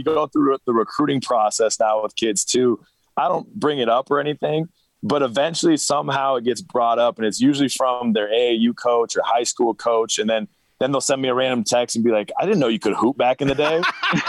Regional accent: Pullman, Washington, United States; Yep, back in the Palouse, and I actually grew up being a Coug for probably my 15 years of my life.

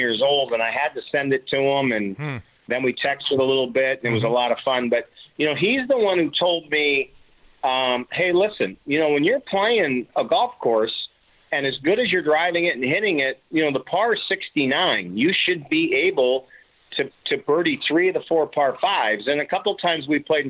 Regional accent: Seattle, Washington, United States; growing up in Seattle

